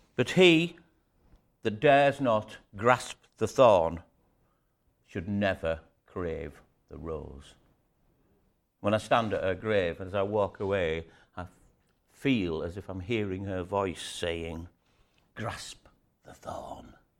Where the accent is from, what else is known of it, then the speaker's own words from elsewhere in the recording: York, Yorkshire and the Humber, United Kingdom; moved away as an adult; now in Scarborough, United Kingdom; I'm over in Scarborough, and I was brought up in, in, um, York